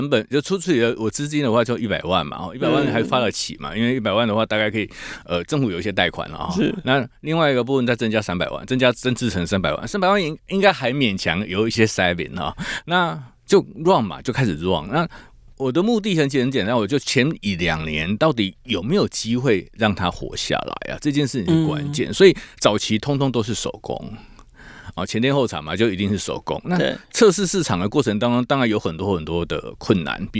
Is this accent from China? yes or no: no; Tainan, Taiwan; 因为我是台南人嘛